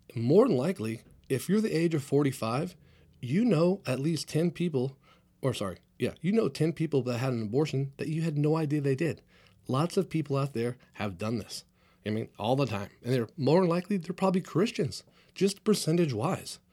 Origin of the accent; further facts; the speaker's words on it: Clovis, California, United States; also born or lived in San Jose, California; my hometown here, Clovis, California